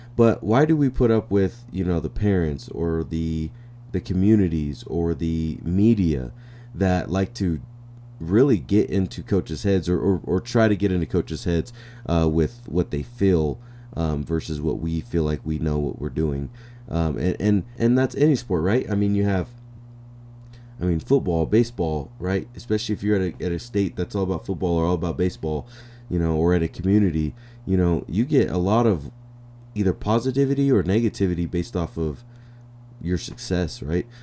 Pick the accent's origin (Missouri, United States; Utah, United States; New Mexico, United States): New Mexico, United States; come back to my hometown and become the head coach here